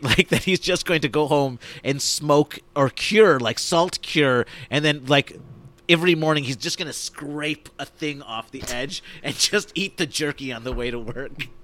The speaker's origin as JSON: {"language": "English", "town": "Rochester", "region": "New York", "country": "United States", "tie": "born or raised there"}